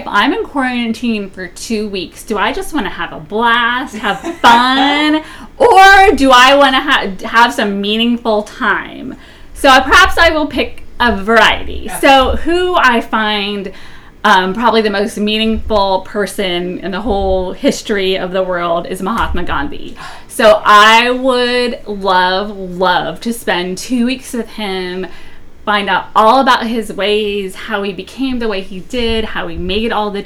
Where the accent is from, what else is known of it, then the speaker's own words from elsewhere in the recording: New Orleans, Louisiana, United States; I was born in New Orleans